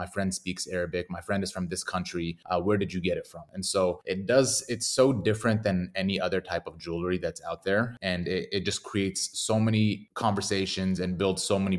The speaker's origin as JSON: {"language": "English", "town": "Detroit", "region": "Michigan", "country": "United States", "tie": "born or raised there", "moved": "yes", "lives_now": "Arizona, United States", "said": "I'm based here in Arizona, United States, born and raised in Detroit, Michigan."}